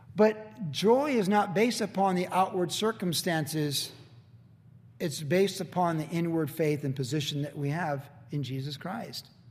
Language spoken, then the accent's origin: English; United States; I'm certainly glad I was born here